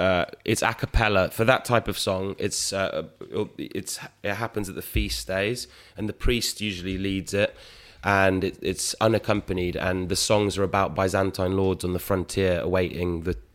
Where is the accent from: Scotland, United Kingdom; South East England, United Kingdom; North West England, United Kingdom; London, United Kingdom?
South East England, United Kingdom; Oxford; also born or lived in Greece; So I was born in Oxford. And then we went.